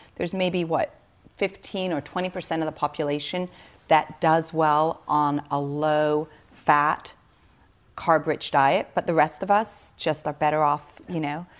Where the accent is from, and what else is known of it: Switzerland; born or raised there